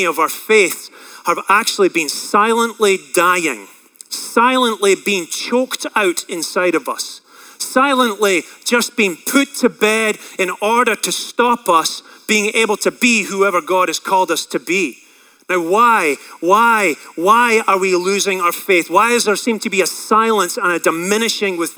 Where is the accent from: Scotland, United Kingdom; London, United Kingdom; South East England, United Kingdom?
Scotland, United Kingdom; I grew up in Scotland around a lot of pasture land.